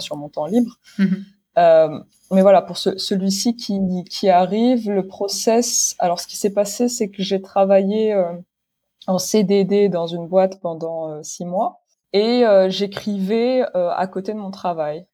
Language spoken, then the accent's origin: French; Morocco; moved away as an adult; also born or lived in London; now in France; je suis née, j'ai grandi au Maroc